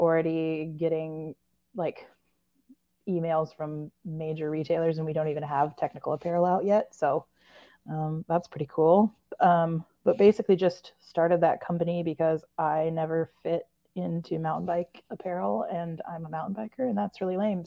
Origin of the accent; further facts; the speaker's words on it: Corvallis, Oregon, United States; I grew up in Corvallis, Oregon.